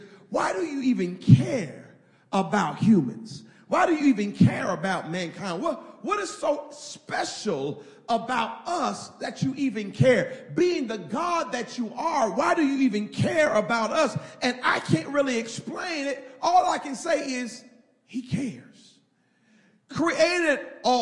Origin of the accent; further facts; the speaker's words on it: Indiana, United States; I'm from Indiana